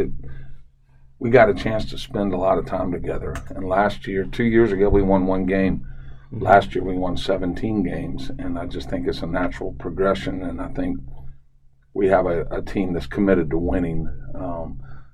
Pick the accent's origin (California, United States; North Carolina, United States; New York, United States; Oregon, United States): North Carolina, United States; Charlotte; growing up in Charlotte